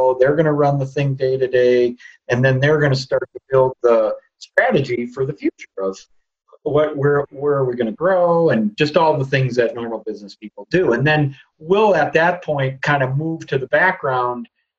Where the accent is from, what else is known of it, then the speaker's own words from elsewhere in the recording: Midwest, United States; We're real people from the Midwest, and we're going to be involved in the business